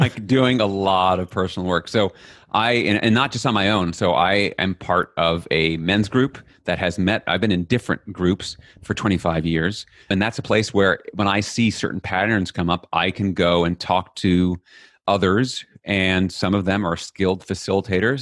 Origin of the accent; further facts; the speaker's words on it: New York City, New York, United States; I grew up in Flushing, Queens, n, New York City